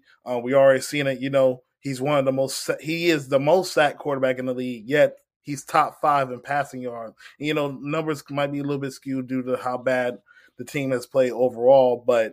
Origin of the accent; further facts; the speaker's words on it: Virginia, United States; I'm from Virginia, and I'm not really from the DMV. I'm more like the 757. We kind of separate ourselves.